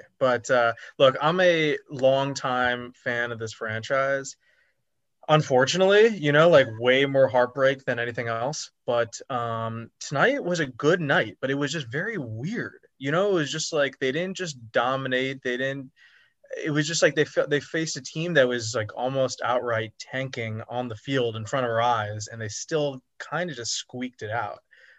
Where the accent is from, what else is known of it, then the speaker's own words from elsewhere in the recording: Annandale, Virginia, United States; now in West Coast, United States; I'm from Annandale, Virginia